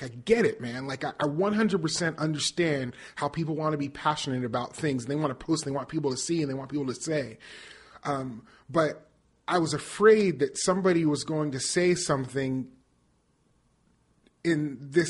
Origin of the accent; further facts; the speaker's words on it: Las Vegas, Nevada, United States; moved away as an adult; also born or lived in Northern California; now in Nashville, United States; I grew up in Las Vegas, Nevada. I lived until I was 18. I did theater professionally, started in Las Vegas, went to California, Northern California, to go to college and lived there for about 8 years